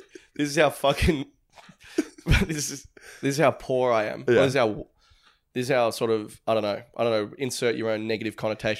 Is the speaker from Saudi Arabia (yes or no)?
no; Ireland; I'm an Irish dreamboat, and I got fucking check the passport